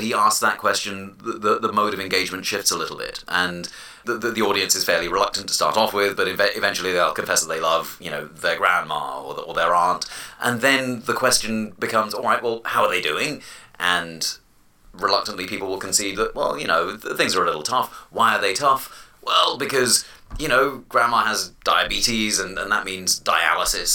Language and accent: English; London, United Kingdom; moved away; I was born and raised in London